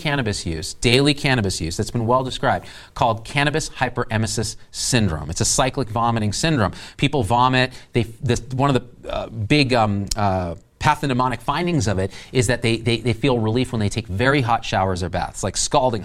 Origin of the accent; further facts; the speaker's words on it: Central Valley of California, United States; I grew up in Central Valley of California